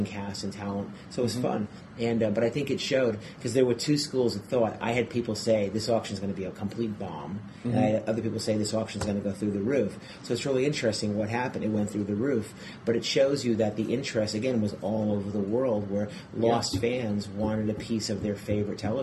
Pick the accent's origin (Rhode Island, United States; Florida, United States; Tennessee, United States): Rhode Island, United States; moved away as an adult; now in California, United States; I'm from Rhode Island